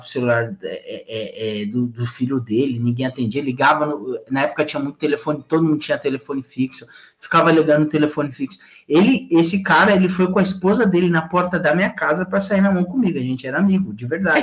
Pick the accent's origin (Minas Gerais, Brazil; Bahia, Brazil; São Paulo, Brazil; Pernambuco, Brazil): São Paulo, Brazil; lá no Jardim Três Marias, que é onde eu nasci